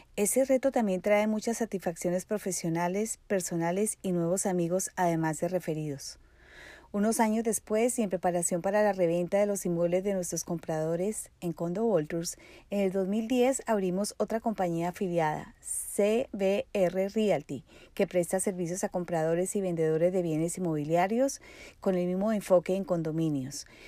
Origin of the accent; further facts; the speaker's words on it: Colombia; moved away as an adult; also born or lived in Barranquilla; now in Miami, United States; Soy colombiana